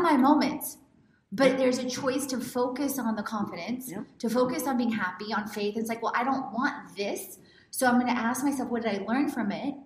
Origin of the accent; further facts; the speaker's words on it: Houston, Texas, United States; I grew up in Houston